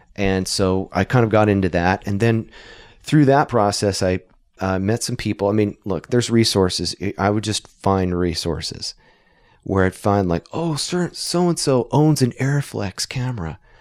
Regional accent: Idaho, United States; we're from Idaho

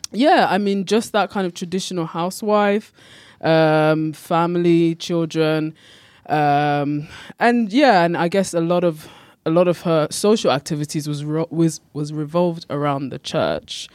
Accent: United Kingdom; also born or lived in Ghana; I'm from Britain and Ghana.

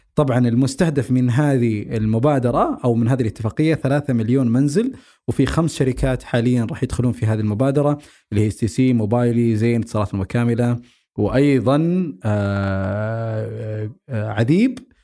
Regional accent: Saudi Arabia; عندنا بالسعوديه

